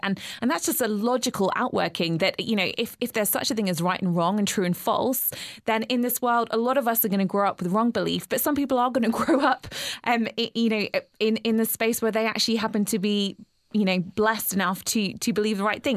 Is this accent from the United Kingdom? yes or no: yes; England, United Kingdom; moved away as an adult; now in Georgia, United States; growing up in England